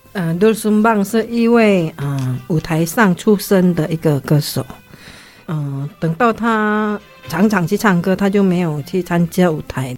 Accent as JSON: {"language": "Chinese", "country": "Indonesia", "tie": "born or raised there", "moved": "yes", "lives_now": "Taiwan", "said": "我们明明就是在印尼出生的啊"}